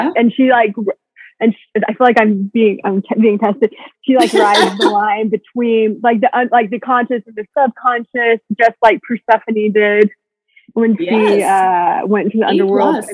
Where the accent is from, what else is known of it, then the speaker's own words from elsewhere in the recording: Texas, United States; I grew up in the Bible Belt in Texas